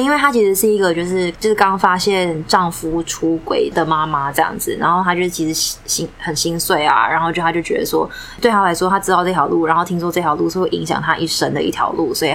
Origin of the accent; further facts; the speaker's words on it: Taiwan; 我自己是台湾人